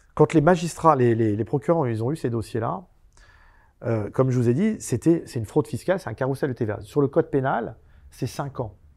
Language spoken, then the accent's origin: French; Pantin, Île-de-France, France; also born or lived in Aubervilliers; moi je suis né à Aubervilliers et j'ai grandi à Pantin